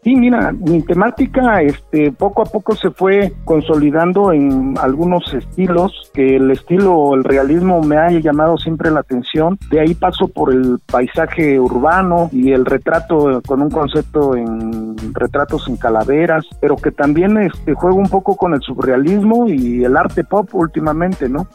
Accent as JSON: {"language": "Spanish", "town": "Oaxaca City", "region": "Oaxaca", "country": "Mexico", "tie": "born or raised there", "said": "soy artista oaxaqueño, nací en la capital"}